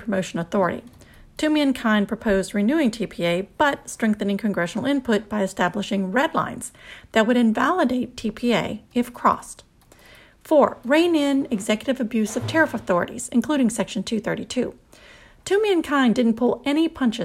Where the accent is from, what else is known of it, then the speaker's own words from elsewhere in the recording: the South, United States; I'm from the South, and we have a lot of colloquialisms